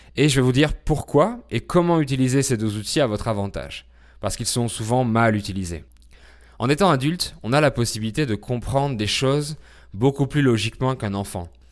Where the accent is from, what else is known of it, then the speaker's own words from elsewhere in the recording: France; je suis français, polyglotte